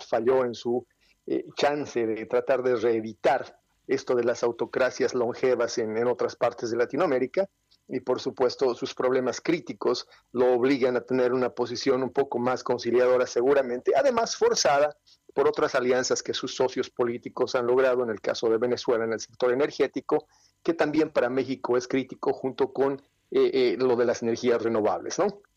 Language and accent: Spanish; Bolivia; Yo vengo de Sudamérica